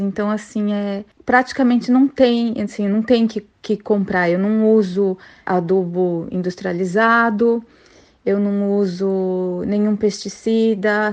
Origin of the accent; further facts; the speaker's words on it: São Paulo, Brazil; now in Mackay, Australia; eu, né, vim de São Paulo